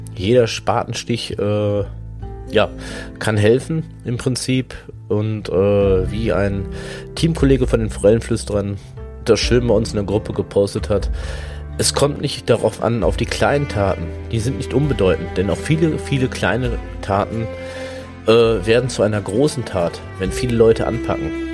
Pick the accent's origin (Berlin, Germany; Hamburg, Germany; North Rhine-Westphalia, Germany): North Rhine-Westphalia, Germany; Hagen; Ich komme halt hier auch aus der Gegend, Hagen und Umgebung